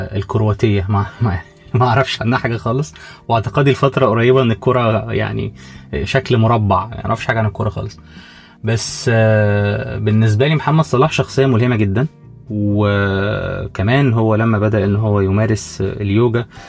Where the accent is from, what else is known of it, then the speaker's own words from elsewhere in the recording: Egypt; عندنا في مصر